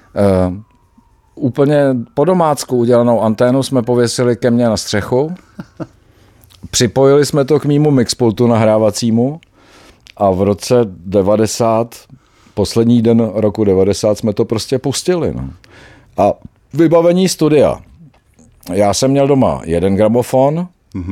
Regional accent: Czechia; jsme Češi

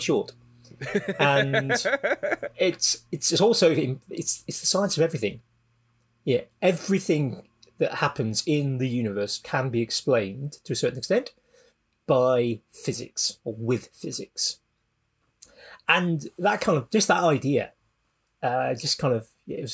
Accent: South Wales, United Kingdom; I grew up in South Wales.

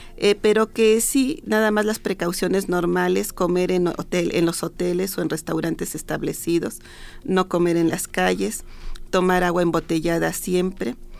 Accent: Mexico; nosotros como mexicanos

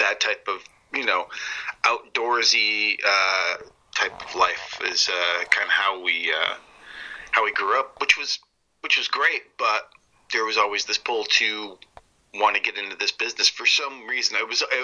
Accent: Vermont, United States; moved away as an adult; now in California, United States; I'm originally from Vermont.

